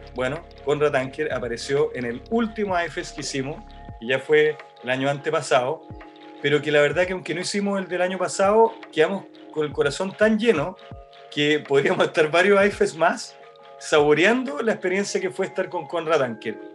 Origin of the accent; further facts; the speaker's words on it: Chile; soy de Chile, somos unos amigos, escaladores